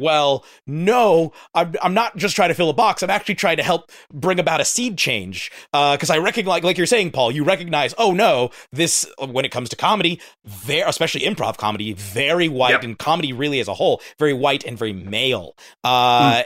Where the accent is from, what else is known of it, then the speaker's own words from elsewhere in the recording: United States; speaking as an American